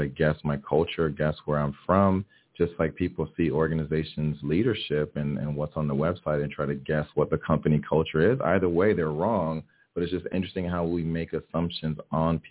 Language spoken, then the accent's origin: English; Miami, Florida, United States; English is a second language; growing up in Miami, Florida, where we have a pretty diverse community. My family's from Haiti, so I was born and raised here in Miami.